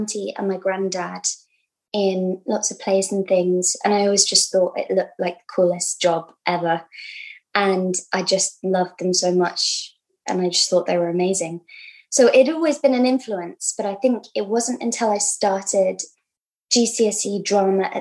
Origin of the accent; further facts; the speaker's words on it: London, United Kingdom; I grew up in London, yeah. Kind of on the cusp of Hackney and Islington